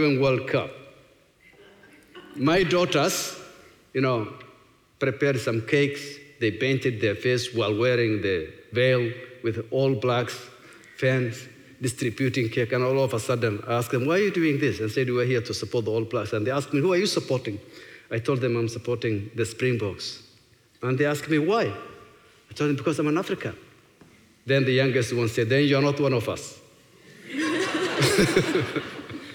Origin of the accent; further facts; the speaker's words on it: Somalia; now in New Zealand; When things go wrong in Somalia, what comes before me is, you know, the people that I grew up